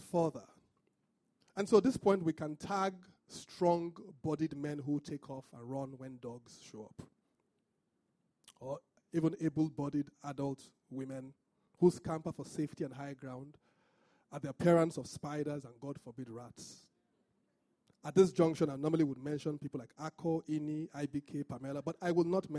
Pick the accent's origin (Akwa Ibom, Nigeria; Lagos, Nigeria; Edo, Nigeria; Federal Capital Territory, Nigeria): Edo, Nigeria; Benin City; I'm from Benin, which is not exactly Niger Delta.